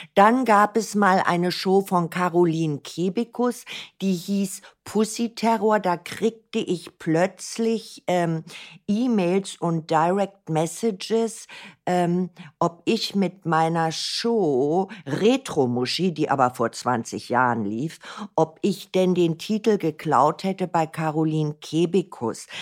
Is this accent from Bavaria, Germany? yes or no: no; Berlin, Germany; ich bin ein Berliner Kind. Ich bin in Berlin geboren